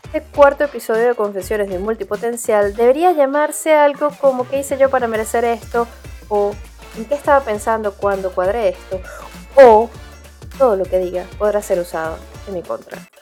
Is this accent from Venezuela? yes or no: yes; Venezuela; tú naciste en Venezuela, como yo